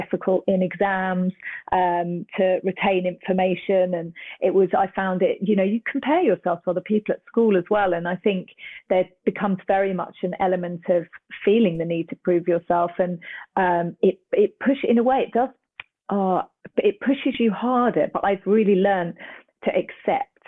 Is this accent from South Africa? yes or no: no; Cambridge, East of England, United Kingdom; I'm originally from Cambridge, which is a university town.